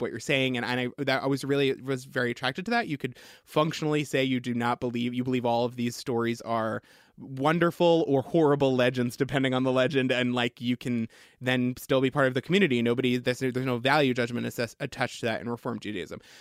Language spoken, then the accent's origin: English; Long Island, New York, United States; I grew up on Long Island